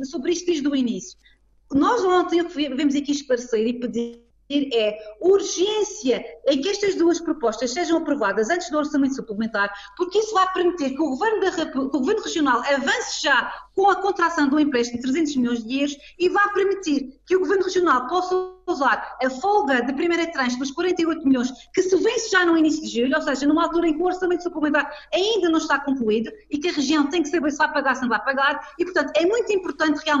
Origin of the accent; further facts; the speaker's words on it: Madeira, Portugal; como madeirense